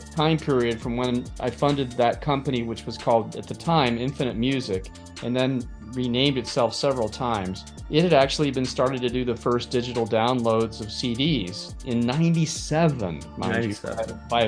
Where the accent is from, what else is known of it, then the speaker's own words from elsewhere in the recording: Palo Alto, California, United States; I'm originally from Palo Alto, California, sort of the epicenter of a lot of venture capital and tech world